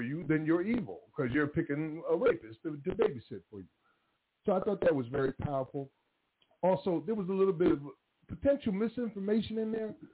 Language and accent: English; Paterson, New Jersey, United States; now in Charlotte, United States; So, like, I'm here from Paterson, New Jersey. I've been here 23 years.